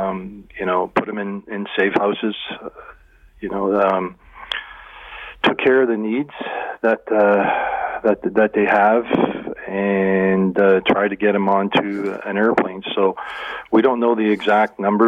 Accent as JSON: {"language": "English", "country": "Canada", "said": "as a Canadian"}